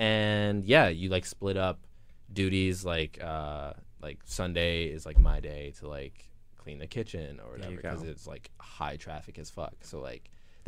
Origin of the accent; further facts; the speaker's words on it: Harvey, Illinois, United States; moved away as an adult; now in New York, United States; I grew up in Harvey. It's like a suburb on... like the far south side of Chicago.